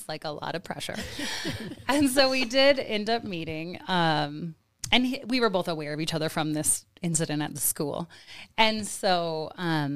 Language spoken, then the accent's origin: English; Whitehall, Montana, United States; also born or lived in Bozeman / Florida / Korea; So I grew up in Whitehall, and then I went to school in Bozeman